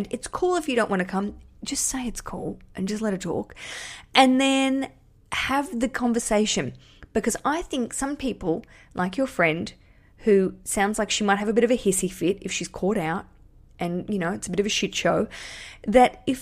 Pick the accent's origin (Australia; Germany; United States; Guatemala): Australia; accent: Australian; I'm just a, just an Australian